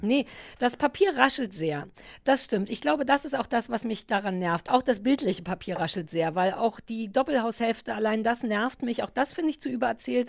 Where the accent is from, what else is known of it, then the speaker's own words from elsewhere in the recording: Berlin, Germany; ich als Berliner